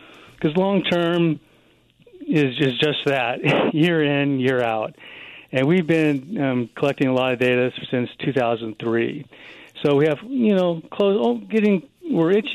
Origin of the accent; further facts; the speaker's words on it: Colorado Springs, Colorado, United States; I was born and raised in Colorado Springs. And just living in Colorado all my life